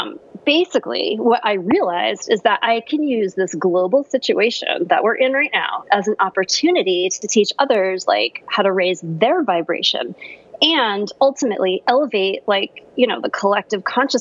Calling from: California, United States; I'm calling from sunny Southern California.

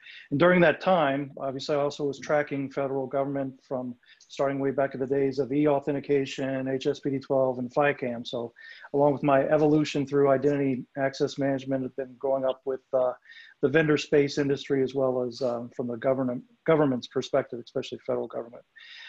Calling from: Leesburg, Virginia, United States; Yes, today I'm coming from Leesburg, Virginia. So the beautiful city

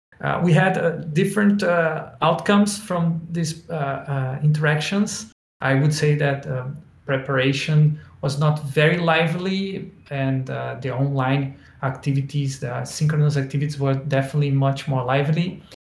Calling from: Brazil; English is a second language; Just to prove that participatory design is really going global, I'm speaking from Brazil.

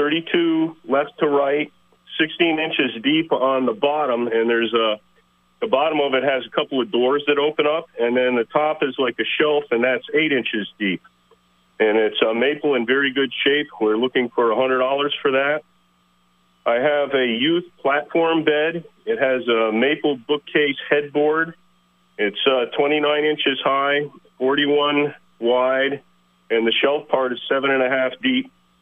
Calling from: Williston, United States; from Williston.

